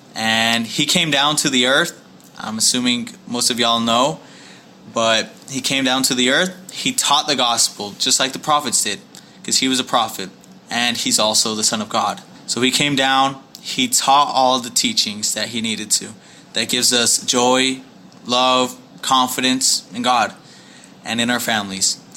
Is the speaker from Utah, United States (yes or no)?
yes; Kearns, Utah, United States; moved away as an adult; also born or lived in West Valley City, Utah; now in Houston, United States; I grew up in Kearns, Utah.